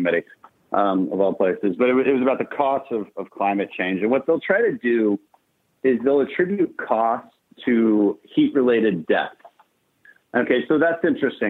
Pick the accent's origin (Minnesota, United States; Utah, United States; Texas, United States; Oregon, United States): Texas, United States; Houston; We're from Houston.